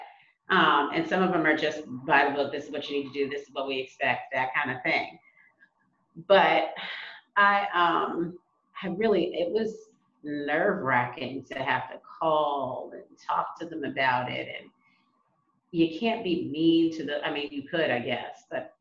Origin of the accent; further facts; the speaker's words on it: United States; just being African American from America